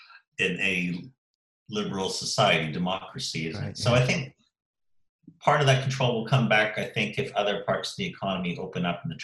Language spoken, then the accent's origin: English; Eastbourne, South East England, United Kingdom; And, you know, I can see that in my hometown in Eastbourne. You know, we have the annual air show in August here, Airborne, which attracts 500,000 people a year.